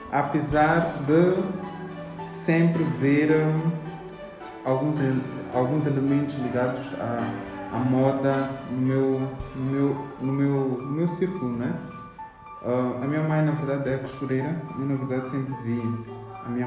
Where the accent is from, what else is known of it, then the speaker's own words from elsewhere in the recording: Maputo, Mozambique; como já tinha dito antes, sou jovem moçambicano, nasci aqui em Maputo em 1900 e tal, não é? Então, uh, tenho cerca de 30 anos